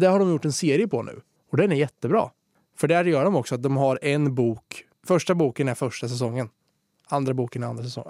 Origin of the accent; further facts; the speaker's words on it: Svärtinge, Östergötland, Sweden; där jag kommer ifrån, Svärtinge som det heter, som ja. ligger utanför Norrköping